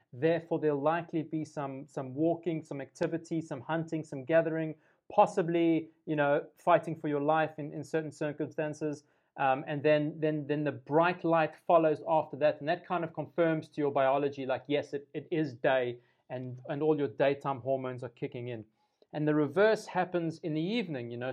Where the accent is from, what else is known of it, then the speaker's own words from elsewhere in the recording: South Africa; as a South African